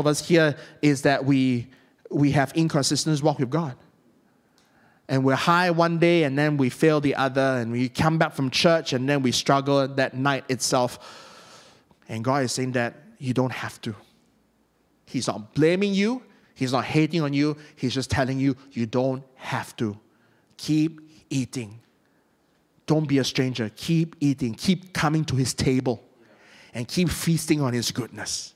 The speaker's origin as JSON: {"language": "English", "country": "Malaysia", "said": "I'm from Malaysia"}